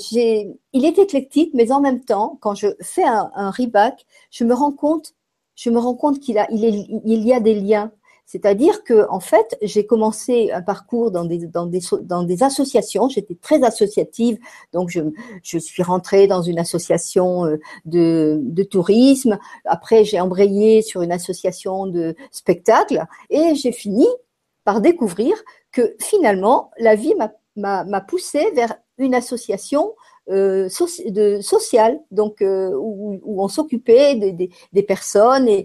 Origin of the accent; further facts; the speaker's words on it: France; born there; je suis née en France et j'ai vécu euh, beaucoup, de, beaucoup de temps en France et j'ai beaucoup voyagé aussi